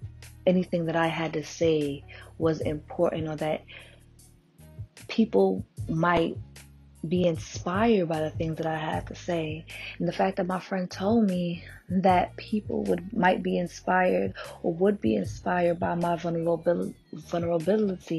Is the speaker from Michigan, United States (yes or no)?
no; New York City, New York, United States; I'm born and raised in Brooklyn.